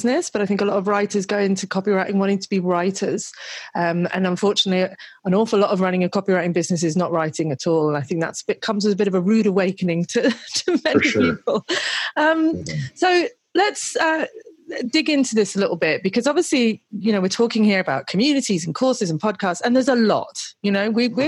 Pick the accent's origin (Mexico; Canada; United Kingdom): United Kingdom; now in Australia; I'm British living in Australia